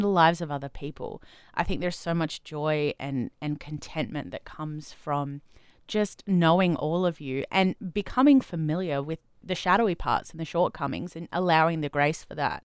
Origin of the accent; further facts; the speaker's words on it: Adelaide, South Australia, Australia; moved away; I grew up in Adelaide